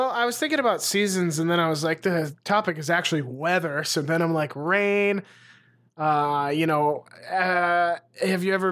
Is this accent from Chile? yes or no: no; Texas, United States; Texas definitely gets them. Um, uh, my hometown in the spring, there's usually like a thunderstorm nightly, or like there used to be when I was a kid.